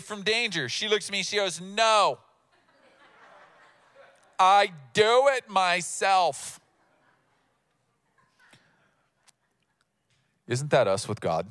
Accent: United States; as Americans

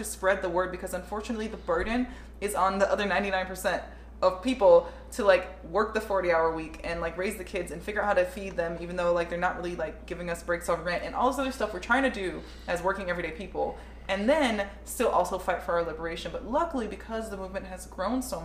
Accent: Southern California, United States; growing up in Southern California as an American

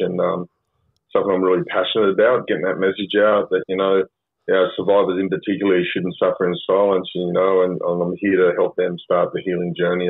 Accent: Sydney, New South Wales, Australia; we're from Mount Druitt

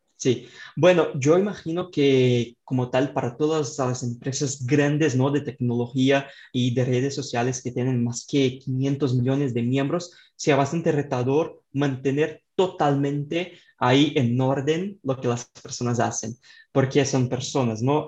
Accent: Brazil; Spanish is a second language; yo soy de Brasil, entonces tengo este acento ahí bastante fuerte

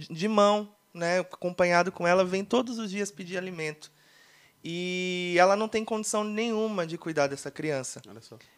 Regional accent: Mauá, São Paulo, Brazil; also born or lived in Barbosa Ferraz; sou lá de Mauá, é, moro lá em Mauá desde aí os meus zero anos de idade. É, mas sou natural do Paraná. Nasci na cidade de Barbosa Ferraz, sou paranaense.

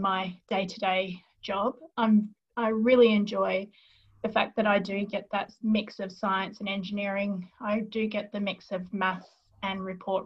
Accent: Mirboo North, Victoria, Australia; now in Melbourne, Australia; I actually grew up in a little country town called Mervu North. So that is in South Gippsland

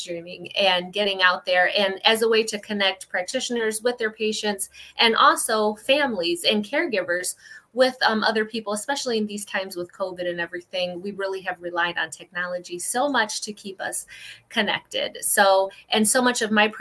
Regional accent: Ohio, United States; I am from Ohio, and I am a women's holistic health practitioner

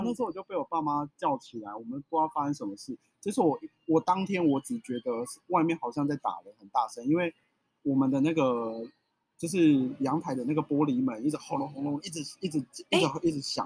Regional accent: Taichung, Taiwan; 我们家其实就住在太平区的车龙埔这一带

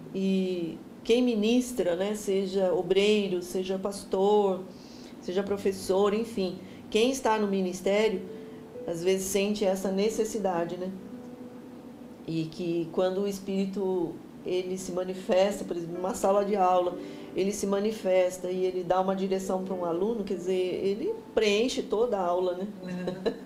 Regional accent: Jundiaí, São Paulo, Brazil; also born or lived in Americana; sou de Jundiaí

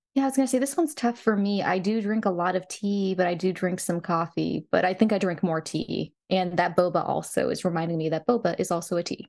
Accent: the South, United States; I'm from the South.

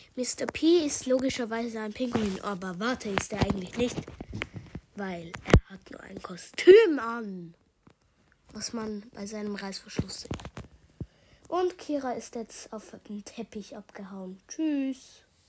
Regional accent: Switzerland; accent: Swiss German; Ich spreche grad Schweizerdeutsch

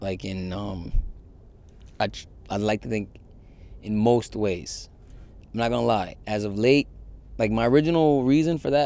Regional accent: Yonkers, New York, United States; also born or lived in Connecticut; now in Queens, United States; I love Yonkers. I have a lot of, my coming of age stuff, a lot of it is in Yonkers.

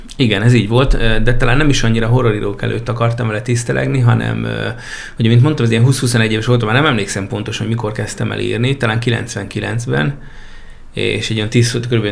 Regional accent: Jármi, Szabolcs-Szatmár-Bereg, Hungary; Már a kis településen ottól felnőttem, Máté Szakka mellett, jármiban

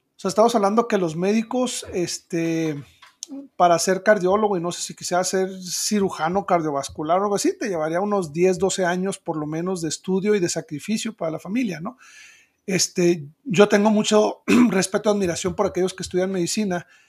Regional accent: Chihuahua, Mexico; also born or lived in Ciudad Juárez; soy de Chihuahua

